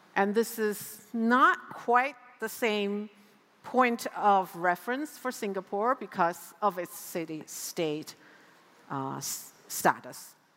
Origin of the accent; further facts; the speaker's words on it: United States; also born or lived in New York City; my home country now, in the United States